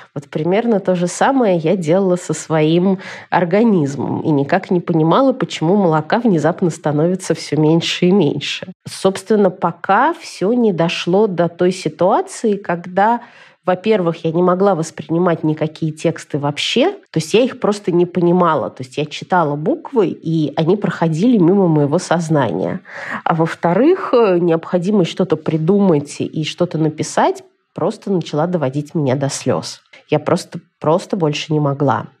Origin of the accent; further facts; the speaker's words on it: Moscow, Russia; moved away as an adult; now in Israel; я из Москвы